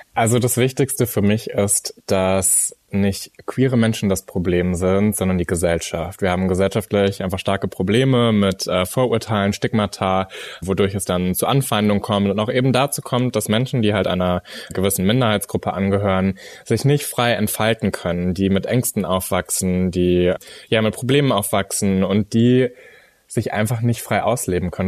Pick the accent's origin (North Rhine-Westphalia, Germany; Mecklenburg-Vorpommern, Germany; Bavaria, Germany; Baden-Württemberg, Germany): North Rhine-Westphalia, Germany; a small town near Münster; allerdings bin ich in einer Kleinstadt bei Münster aufgewachsen